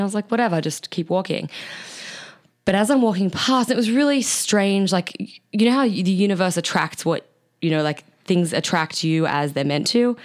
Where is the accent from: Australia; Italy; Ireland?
Australia; accent: Australian; my Australian accent